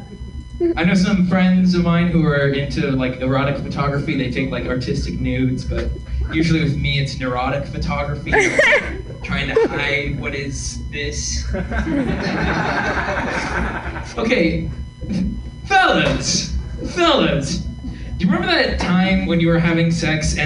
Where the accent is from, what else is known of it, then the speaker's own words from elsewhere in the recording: Sonoma County, California, United States; we're from Sonoma County